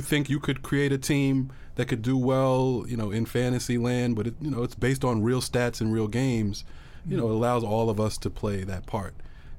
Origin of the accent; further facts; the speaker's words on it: New York City, New York, United States; I'm born and raised in Brooklyn, you know.